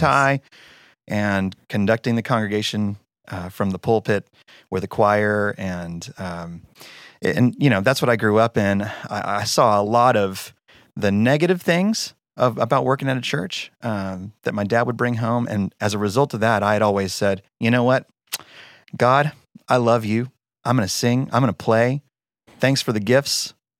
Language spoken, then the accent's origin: English; Denton, Texas, United States; moved away as an adult; now in Annapolis, United States; I'm, I'm from Denton, Texas. Moved us from Denton, Texas to Annapolis, Maryland